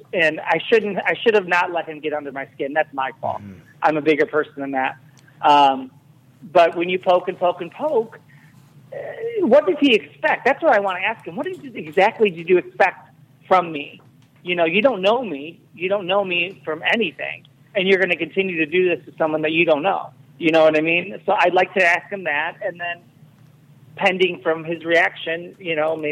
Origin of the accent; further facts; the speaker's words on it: Chicago, Illinois, United States; I'm from Chicago